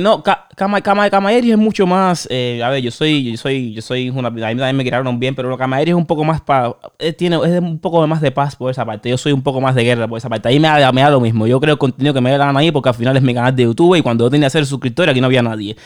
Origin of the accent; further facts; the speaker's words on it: Cuba; moved away; yo tengo a mi mamá en Cuba y me fui de Cuba